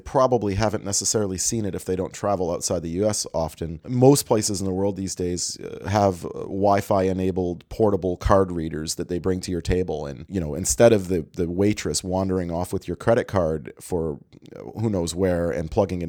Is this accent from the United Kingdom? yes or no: no; Canada; And what I guess my first reaction as an international traveler and as a Canadian is you're still using magstripes in your restaurant